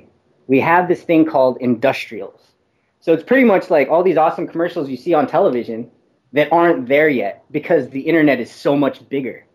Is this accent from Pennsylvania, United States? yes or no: no; Vallejo, California, United States; I was born in Vallejo, California